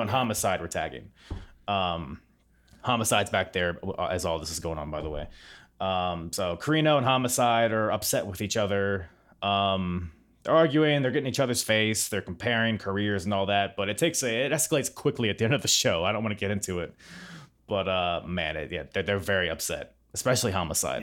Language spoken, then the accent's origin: English; Norfolk, Virginia, United States; I'm from Norfolk, Virginia